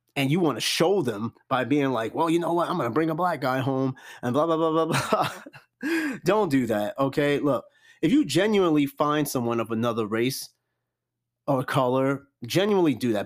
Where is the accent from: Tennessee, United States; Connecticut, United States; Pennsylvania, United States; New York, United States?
New York, United States; New York City; I grew up around Corona, Queens.